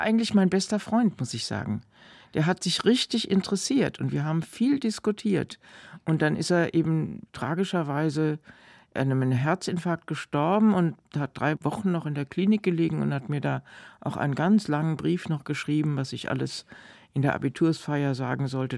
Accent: Frankfurt, Hesse, Germany; also born or lived in Thuringian Forest / Heidelberg; nach dem Ende des Zweiten Weltkriegs im Juni, glaube ich, sind wir aus dem Thüringer Wald nach Frankfurt

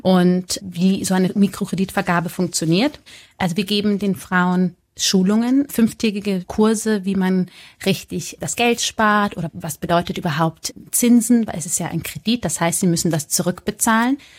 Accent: Munich, Bavaria, Germany; ich komme ja aus München

